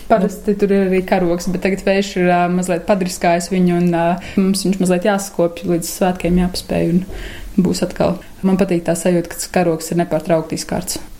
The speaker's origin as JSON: {"language": "Latvian", "country": "Latvia", "tie": "born there", "said": "Nu, es esmu dzimis jau brīvā Latvijā, es par to varu tikai klausīties un brīnīties."}